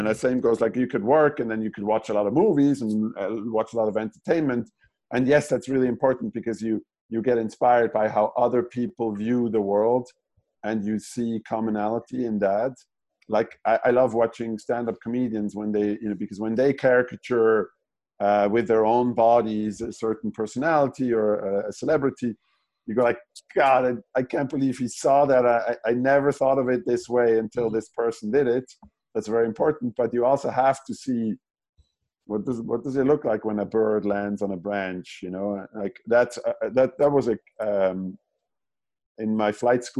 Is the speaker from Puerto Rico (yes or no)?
no; German-speaking Switzerland, near Zurich, Switzerland; moved away as an adult; now in California, United States; I'm from Switzerland, so the German-speaking part of Switzerland. And I grew up in at the base of the mountains, like about 45 minutes outside of Zurich.